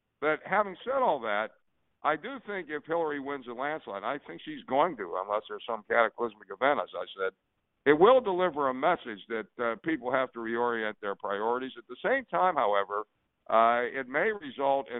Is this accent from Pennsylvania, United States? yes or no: yes; outside of Pittsburgh, Pennsylvania, United States; I grew up outside of Pittsburgh in one of those old industrial towns that today is a ghost town